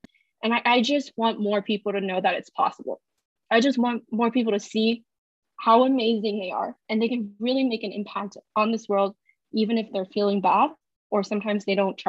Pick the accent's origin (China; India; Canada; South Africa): China; moved away as an adult; now in United States; I was born and raised in China